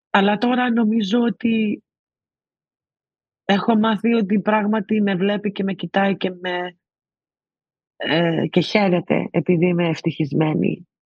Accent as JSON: {"language": "Greek", "country": "Greece", "said": "Και εννοείται ότι επειδή είμαστε Έλληνες είχαμε ένα special ε, δεσμό."}